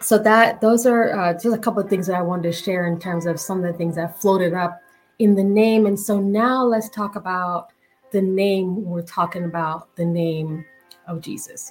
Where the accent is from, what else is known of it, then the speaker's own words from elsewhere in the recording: Jamaica; I'm Jamaican.